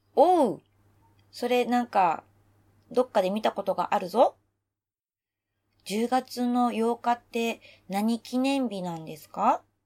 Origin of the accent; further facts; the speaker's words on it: Osaka, Japan; moved away as an adult; now in Tokyo, Japan; 私が長年大阪で育ち育てられてきた私が東京都民